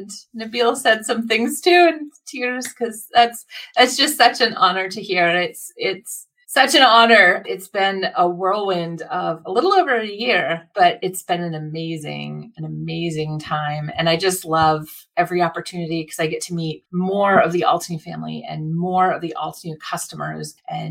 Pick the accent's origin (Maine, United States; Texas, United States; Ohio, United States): Maine, United States; Bangor; Well, I'm from Bangor, Maine, which I grew up not too far from here. I went to high school, private high school in Bangor, Maine.